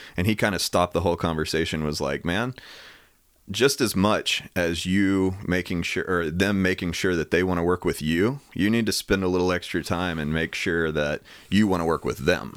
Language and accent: English; Knoxville, Tennessee, United States; also born or lived in Farragut; grew up in Knoxville